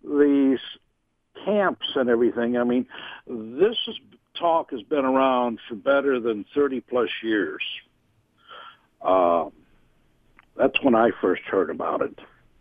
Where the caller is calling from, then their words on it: Indianapolis, Indiana, United States; Oh, the Indianapolis, Indiana area.